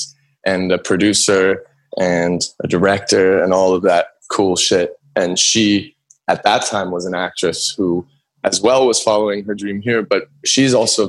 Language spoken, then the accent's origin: English; Los Angeles, California, United States; I grew up mainly in Studio City, California. So it's like the valley.